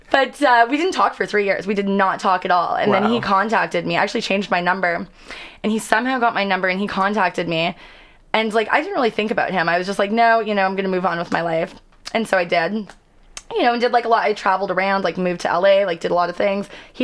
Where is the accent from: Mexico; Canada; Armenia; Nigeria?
Canada; also born or lived in Los Angeles, United States; Like, I travel all over the world, and people don't think I'm Canadian. They're like, are you from California?